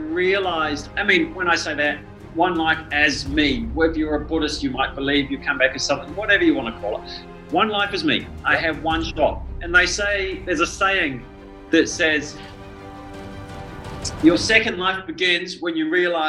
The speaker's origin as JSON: {"language": "English", "country": "New Zealand", "tie": "born or raised there", "said": "It was certainly, you're right, the things you said, it is a very beautiful country. The people are amazing there. It's a very small country"}